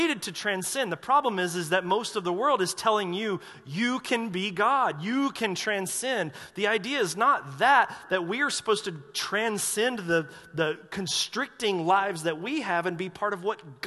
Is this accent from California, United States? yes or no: no; North Carolina, United States; I'm from North Carolina